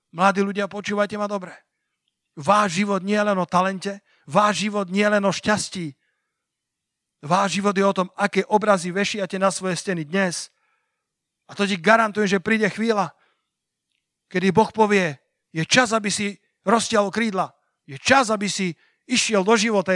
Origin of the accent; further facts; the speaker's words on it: Sliač, Banská Bystrica Region, Slovakia; moved away as an adult; A Sliač je moje rodné mesto. Sliač je mesto, kde som prežil 18 rokov svojho života